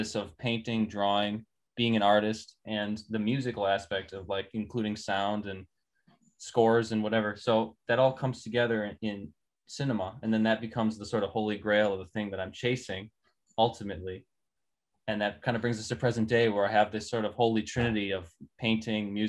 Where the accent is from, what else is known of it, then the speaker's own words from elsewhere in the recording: Milwaukee, Wisconsin, United States; moved away; also born or lived in Twin Cities / Los Angeles; I'm from Milwaukee, let me tell you. North Side, around Lisbon and Burleigh, where those streets intersect